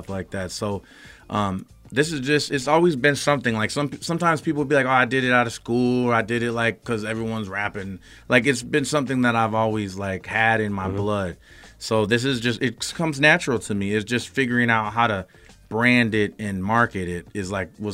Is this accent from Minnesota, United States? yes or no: yes; Minneapolis, Minnesota, United States; moved away as an adult; also born or lived in New Orleans; now in Atlanta, United States; I was born in New Orleans, but I was raised in Minneapolis.